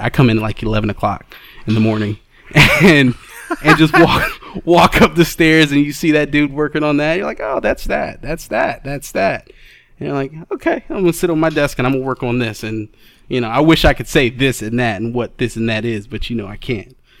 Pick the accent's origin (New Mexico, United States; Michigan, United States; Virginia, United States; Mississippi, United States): Michigan, United States; Detroit; I hail from Detroit, Michigan